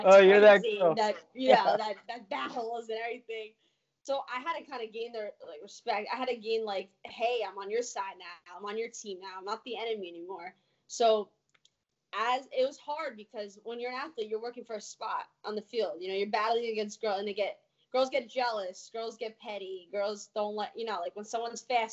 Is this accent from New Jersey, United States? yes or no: yes; New Jersey, United States; I'm from New Jersey